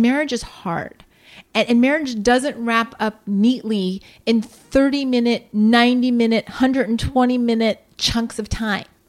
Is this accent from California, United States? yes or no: no; Columbus, Ohio, United States; born or raised there; moved away